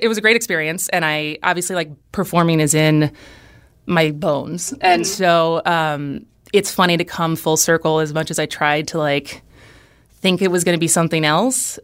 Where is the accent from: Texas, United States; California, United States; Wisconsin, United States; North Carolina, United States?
Wisconsin, United States; Madison; moved away as an adult; also born or lived in Los Angeles / Berkeley / San Francisco / New York; now in Wisconsin Rapids, United States; I grew up in Madison. I've lived in Los Angeles, Berkeley, San Francisco, New York